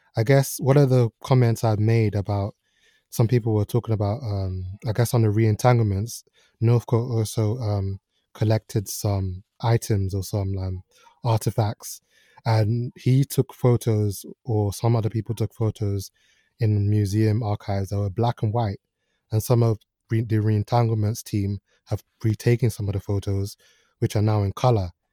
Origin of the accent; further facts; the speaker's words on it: Nigeria; moved away; I grew up partly in Nigeria